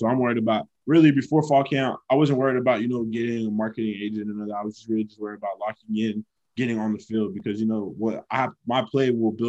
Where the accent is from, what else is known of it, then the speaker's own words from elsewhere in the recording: Fort Lauderdale, Florida, United States; I'm from Fort Lauderdale